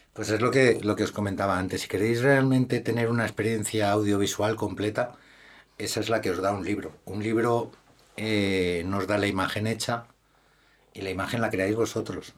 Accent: Madrid, Community of Madrid, Spain; Como buen madrileño que soy, evidentemente tengo que defender mi Madrid

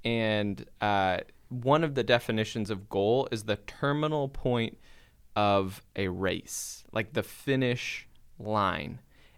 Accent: Wisconsin, United States; Yeah, we grew up in Wisconsin on this like hobby farm.

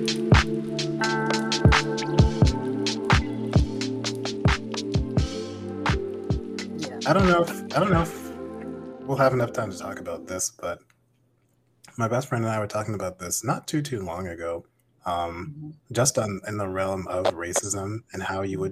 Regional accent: Vermont, United States; I grew up in Vermont

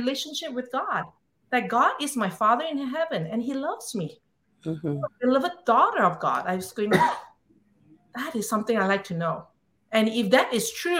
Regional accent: Singapore; moved away; I was born and raised in Singapore

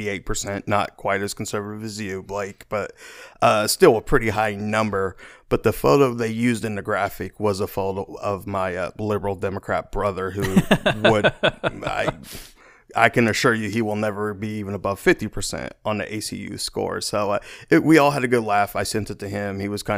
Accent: Wichita, Kansas, United States; I'm from Wichita, actually born and raised in my district in Southwest Wichita.

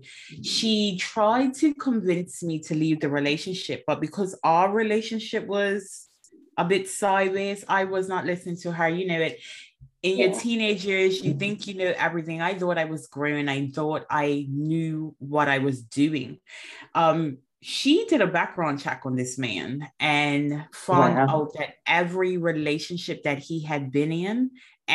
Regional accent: Bermuda; now in England; I'm originally from Bermuda, and I am currently in England

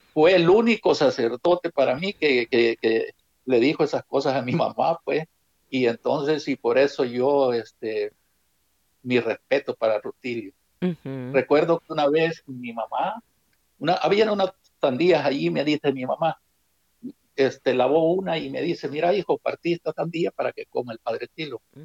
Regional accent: Suchitoto, Cuscatlán, El Salvador; Soy originario de El Salvador, del departamento de Cuscatlán, jurisdicción de Suchitoto He nacido en un, en un, cantoncito que se llama Buenavista

